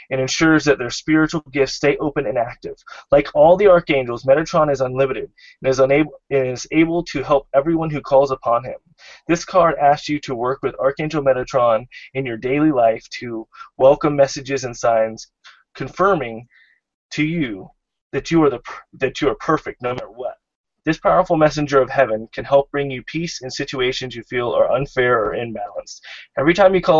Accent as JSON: {"language": "English", "region": "Florida", "country": "United States", "tie": "born or raised there", "said": "Florida, my home state"}